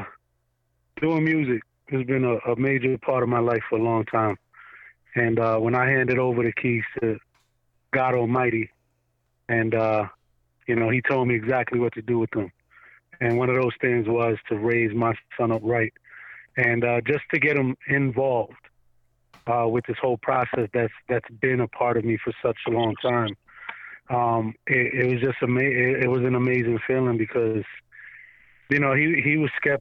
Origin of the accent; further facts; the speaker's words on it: New York City, New York, United States; now in Orlando, United States; originally I'm from Staten Island, New York. I'm born and raised there